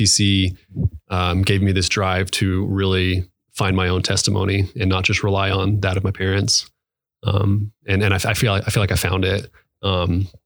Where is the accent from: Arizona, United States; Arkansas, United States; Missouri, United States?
Arizona, United States; Mesa; also born or lived in San Diego, California; And then my parents moved here to Mesa, and the rest of my life has been here.